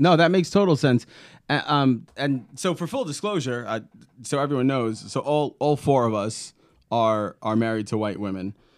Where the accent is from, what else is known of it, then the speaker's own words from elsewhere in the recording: New York City, New York, United States; now in Indiana, United States; growing up in Brooklyn